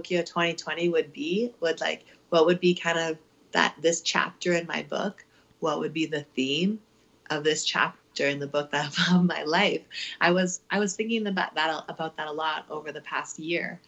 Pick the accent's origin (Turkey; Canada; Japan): Canada; Ottawa, Ontario; now in Calgary, Canada; born and raised in Ottawa